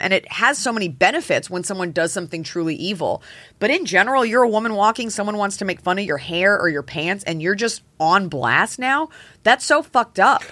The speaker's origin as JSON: {"language": "English", "region": "Texas", "country": "United States", "tie": "born or raised there", "moved": "yes", "said": "in Texas, we had, like, the Texas State song that we all sang"}